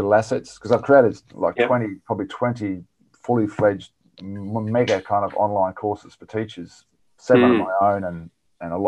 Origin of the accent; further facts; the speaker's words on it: on the Murray River, country South Australia, Australia; moved away; also born or lived in Sydney; I grew up on 38 acres of mixed fruit orchard in country South Australia on the Murray River.